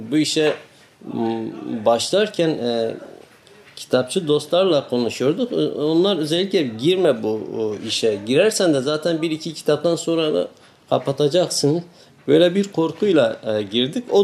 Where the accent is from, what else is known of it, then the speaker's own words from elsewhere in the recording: Diyarbakır, Diyarbakır Province, Turkey; born there; moved away as an adult; now in İzmir, Turkey; 1975 Diyarbakır'da doğumluyum. E, 97 yılından beri İzmir'de yaşamaktayım.